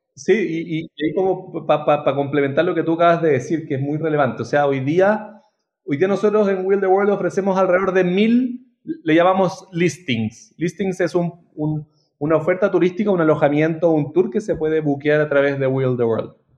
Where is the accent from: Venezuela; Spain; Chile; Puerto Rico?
Chile; Santiago, Santiago Metropolitan Region; Trabajé en un par en Chile, yo soy de Santiago